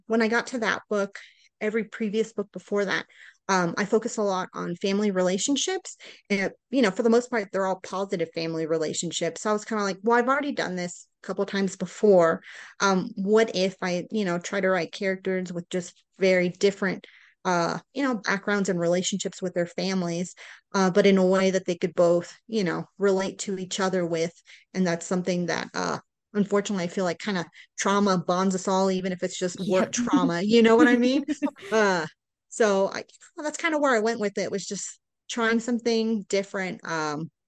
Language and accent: English; Houston, Texas, United States; also born or lived in Florida; now in Colorado, United States; we're from Houston